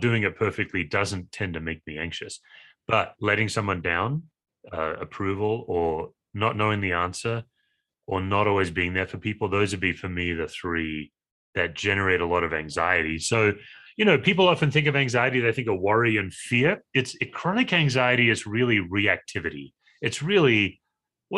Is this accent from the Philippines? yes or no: no; Australia; now in Broomfield, United States; I'm an Aussie by species, but I live in the United States.